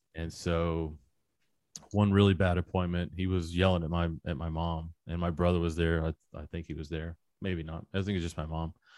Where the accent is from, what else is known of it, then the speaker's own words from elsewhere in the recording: Little Rock, Arkansas, United States; In Arkansas. I'm from Little Rock, Arkansas